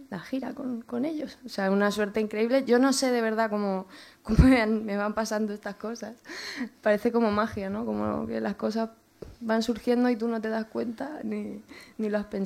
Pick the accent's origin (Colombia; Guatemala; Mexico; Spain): Spain; Toledo, Castilla-La Mancha; now in Madrid, Spain; De Toledo